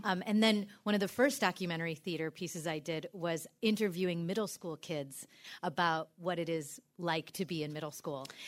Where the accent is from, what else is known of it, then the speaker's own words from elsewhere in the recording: New York City, New York, United States; now in Iowa, United States; I come from New York City